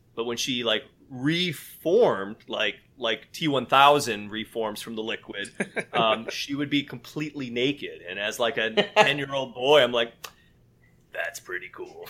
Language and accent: English; West Michigan, United States; now in Maryland, United States; I am also from West Michigan. Uh, I now live in Maryland, just outside of Washington, D.C.